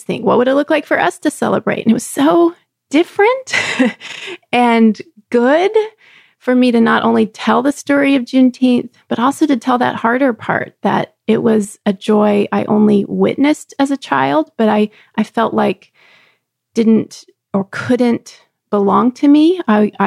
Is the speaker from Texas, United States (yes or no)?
yes; near Galveston, Texas, United States; Galveston, Texas, on the coast of Texas, not far from where I grew up